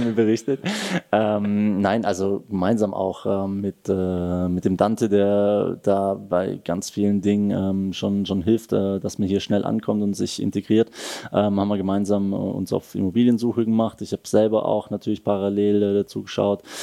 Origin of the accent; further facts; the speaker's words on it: the area around Stuttgart, Baden-Württemberg, Germany; moved away as an adult; also born or lived in Wolfsburg / Berlin; now in Switzerland; der Heimat, wo ich herkomme, ähm, das Umland von Stuttgart